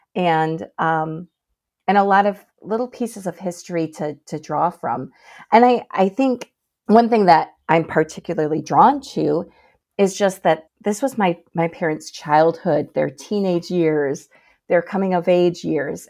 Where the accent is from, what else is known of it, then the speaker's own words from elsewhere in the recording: Michigan, United States; I'm a lifelong Michigander